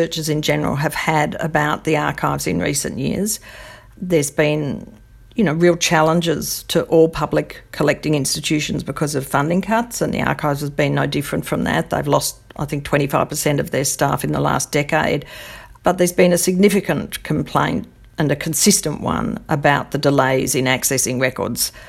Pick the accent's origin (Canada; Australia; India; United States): Australia